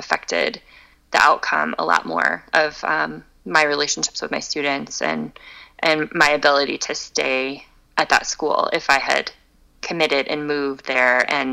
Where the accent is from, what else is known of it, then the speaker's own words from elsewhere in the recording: Tampa, Florida, United States; also born or lived in China / Chicago; now in Fort Collins, United States; I grew up in Tampa